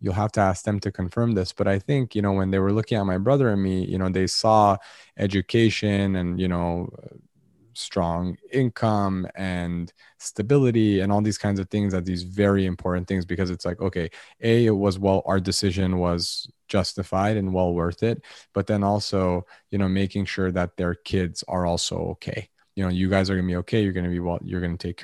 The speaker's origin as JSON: {"language": "English", "town": "Los Angeles", "region": "California", "country": "United States", "tie": "born or raised there", "said": "I was born in Los Angeles"}